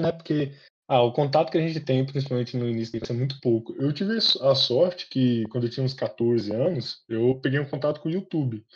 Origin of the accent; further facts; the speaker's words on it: Guaraciaba, Minas Gerais, Brazil; moved away as an adult; now in Viçosa, Brazil; Vim de uma cidadezinha pequena, Guaraciaba, agora estou morando em Viçosa